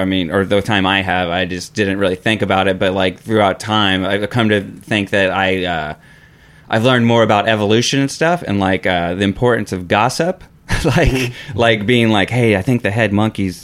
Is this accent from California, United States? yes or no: no; San Antonio, Texas, United States; I'm from San Antonio